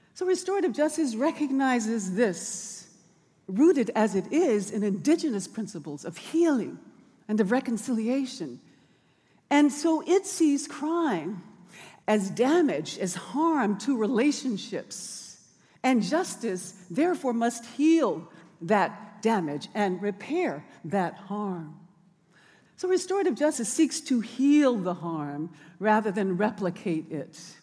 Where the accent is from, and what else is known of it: Birmingham, Alabama, United States; born or raised there; now in Oakland, United States